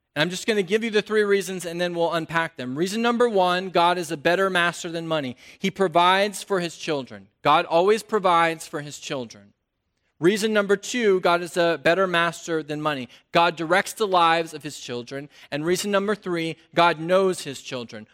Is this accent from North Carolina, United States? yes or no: yes; North Carolina, United States; I'm from North Carolina